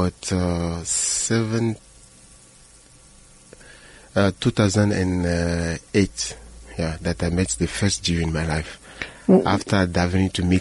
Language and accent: English; Benin; now in Johannesburg, South Africa; I was born in Benin, in the bulge, North West Africa.